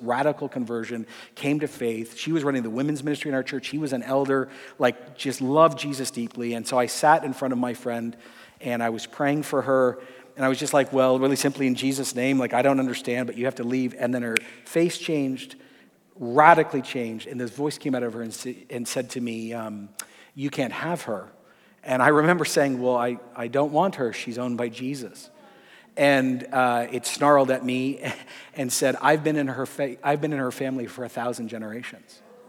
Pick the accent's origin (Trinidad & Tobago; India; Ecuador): Ecuador; My parents were missionaries. I grew up in Ecuador in the 80s.